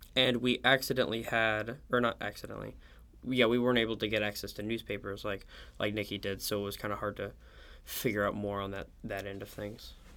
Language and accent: English; Oklahoma City, Oklahoma, United States; I'm from Oklahoma City